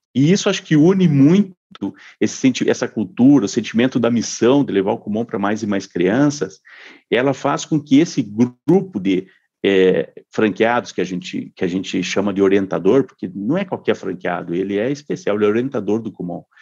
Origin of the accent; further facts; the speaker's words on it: Santa Maria, Rio Grande do Sul, Brazil; moved away as an adult; eu nasci em Santa, em Santa Maria, no Rio Grande do Sul, eh, e morei lá até os 24 anos